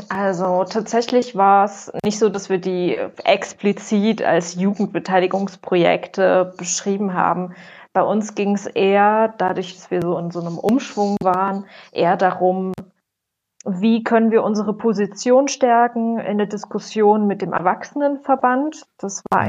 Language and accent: German; Erfurt, Thuringia, Germany; ich komme ursprünglich auch aus Erfurt